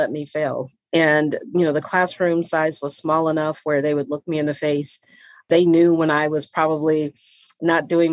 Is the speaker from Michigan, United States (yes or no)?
yes; Detroit, Michigan, United States; moved away; also born or lived in Atlanta; growing up in Detroit